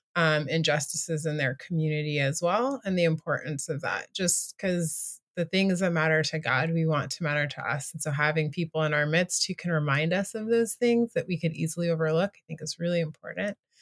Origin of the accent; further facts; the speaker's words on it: United States; also born or lived in Asia; now in Washington, D.C., United States; being an American living in a country that's not America